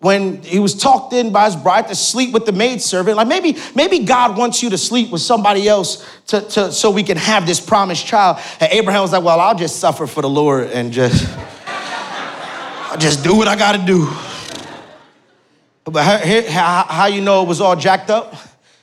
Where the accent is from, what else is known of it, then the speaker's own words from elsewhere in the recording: Newark, New Jersey, United States; now in North Jersey, United States; I'm born and raised in Newark, New Jersey